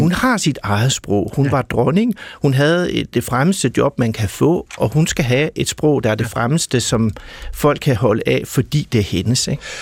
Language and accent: Danish; West Jutland, Denmark; accent: West Jutlandic; also born or lived in Aarhus; når jeg snakker vestjysk